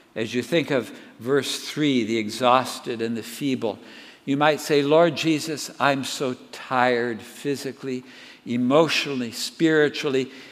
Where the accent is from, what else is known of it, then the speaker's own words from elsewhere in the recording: Southern California, United States; I grew up in Southern California